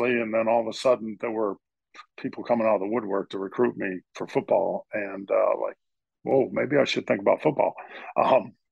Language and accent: English; Norristown, Pennsylvania, United States; moved away as an adult; also born or lived in Los Angeles, California / Minnesota / Pittsburgh, Pennsylvania; I grew up in Norristown, Pennsylvania, uh, suburb of Philadelphia.